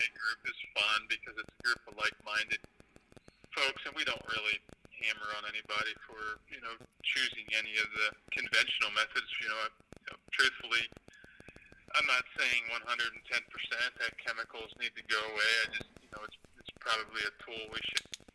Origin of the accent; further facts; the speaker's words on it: Pennsylvania, United States; also born or lived in Mississippi / South Texas; I grew up in Pennsylvania, which is where my home is now.